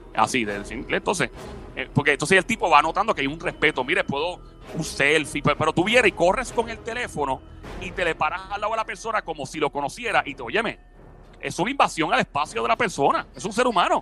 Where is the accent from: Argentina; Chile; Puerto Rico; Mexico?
Puerto Rico; yo soy de PR y de Puerto Rico